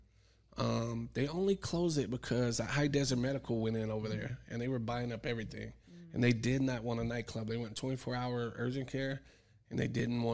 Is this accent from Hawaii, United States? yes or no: yes; Hawaii, United States; Because I grew up in Hawaii, so until the military, I didn't know racism until I went in the military. Everyone was mixed. It's a melting pot, you know.